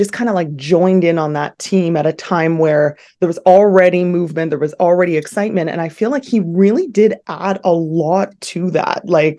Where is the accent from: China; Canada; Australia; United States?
Canada; Ontario; I am. Yeah, I was born and raised in the Durham region, so part of the Greater Toronto area, and I'm currently living there as well.